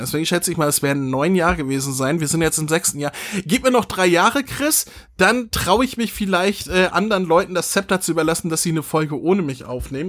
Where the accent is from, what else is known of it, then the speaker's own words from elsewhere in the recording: Northern Germany, Germany; ich bin Norddeutscher, wir sagen Feudeln